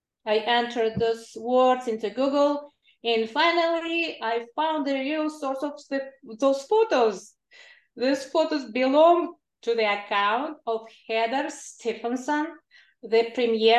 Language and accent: English; Kalmykia, Russia; now in California, United States; I was born and raised in Kalmykia, a region in the south of Russia.